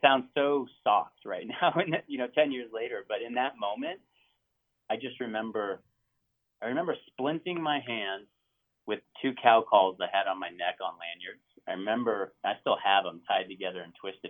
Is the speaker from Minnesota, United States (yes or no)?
no; Montana, United States; that's Region Three, and that's where I grew up. I mean, that is where I grew up, uh-huh. legitimately uh-huh. where I grew up in Montana